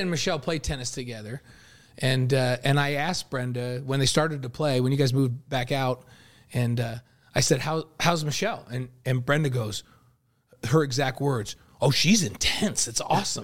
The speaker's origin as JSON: {"language": "English", "region": "New York", "country": "United States", "tie": "born or raised there", "moved": "yes", "said": "I grew up in New York"}